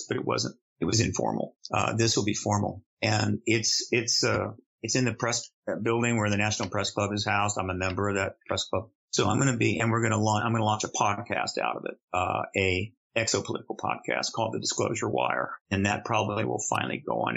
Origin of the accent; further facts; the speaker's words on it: United States; also born or lived in London; I'm an American, and I've been based in America in the same American address for 23 years